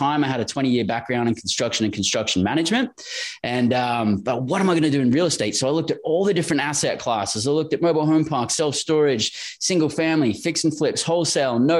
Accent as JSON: {"language": "English", "country": "Australia", "tie": "born or raised there", "also_born_or_lived": "Western Australia", "moved": "as an adult", "said": "born and raised in Australia"}